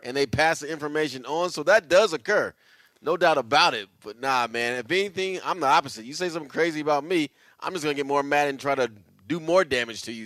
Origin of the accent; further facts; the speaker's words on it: Bay Area, California, United States; us growing up in the Bay Area